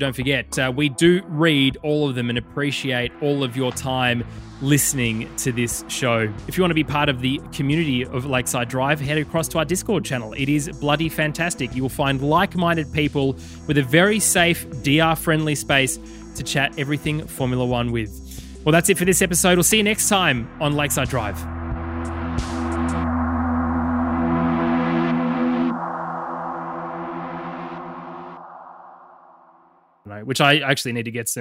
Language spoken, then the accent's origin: English; Australia; as Australian fans generally